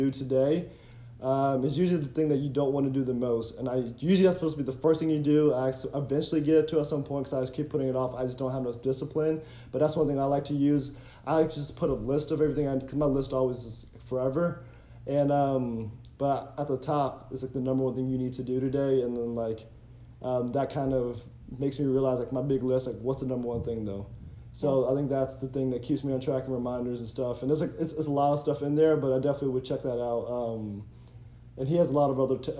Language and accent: English; Cincinnati, Ohio, United States; We're both from Ohio